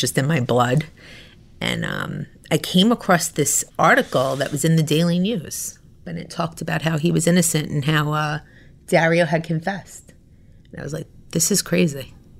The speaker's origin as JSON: {"language": "English", "region": "New York", "country": "United States", "also_born_or_lived": "Florida", "moved": "as an adult", "said": "I lived in Florida. I'm from New York, but I lived in Florida. I went to graduate school in Florida."}